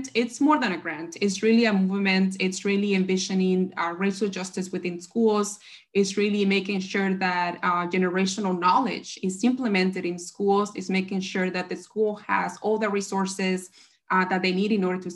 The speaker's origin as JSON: {"language": "English", "town": "Chicago", "region": "Illinois", "country": "United States", "tie": "born or raised there", "also_born_or_lived": "Berkeley", "said": "I'm from the South Side"}